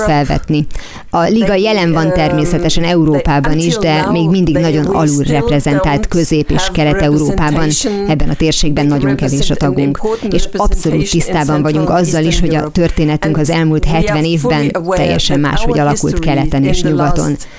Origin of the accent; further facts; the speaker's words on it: Bavaria, Germany; Bajorországra, én onnan származom